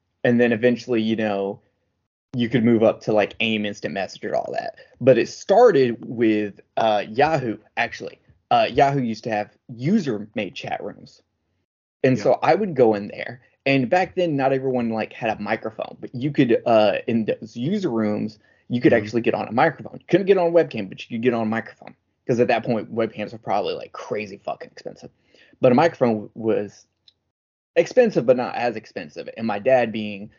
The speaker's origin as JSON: {"language": "English", "country": "United States", "said": "I'm the American version"}